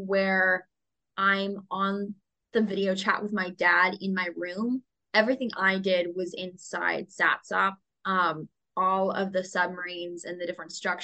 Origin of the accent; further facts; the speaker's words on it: Seattle, Washington, United States; now in Los Angeles, United States; I grew up in Seattle